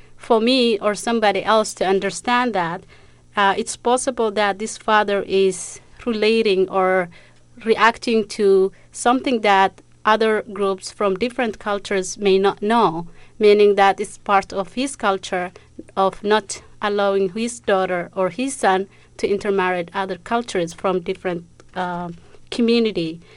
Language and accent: English; Somalia; moved away; I'm from East Africa, Somalia